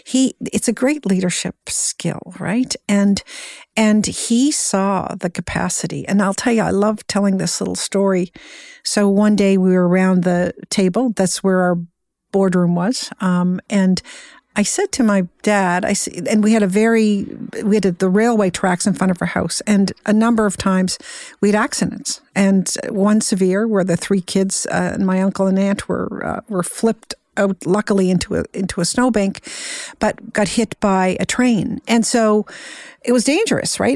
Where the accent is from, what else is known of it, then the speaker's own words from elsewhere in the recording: Cape Breton, Nova Scotia, Canada; I was born and raised in Cape Breton, Nova Scotia